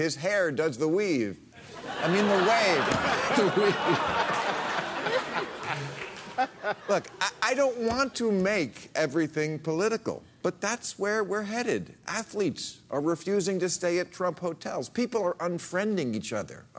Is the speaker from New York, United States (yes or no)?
no; New Jersey, United States; I'm from New Jersey